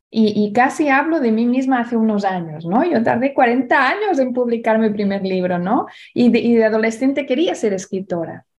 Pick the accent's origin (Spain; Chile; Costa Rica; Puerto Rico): Spain; Barcelona, Catalonia; en España, en Barcelona, donde yo nací